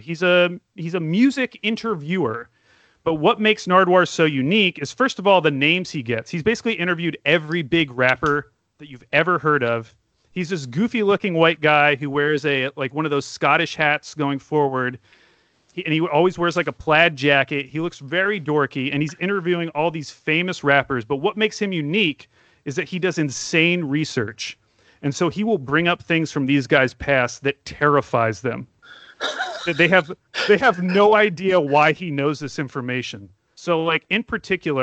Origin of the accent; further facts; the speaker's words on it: Portland, United States; I'm from Portland